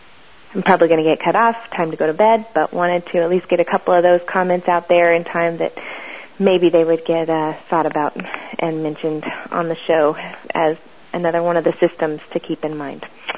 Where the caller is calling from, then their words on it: Florida, United States; I'm calling from Florida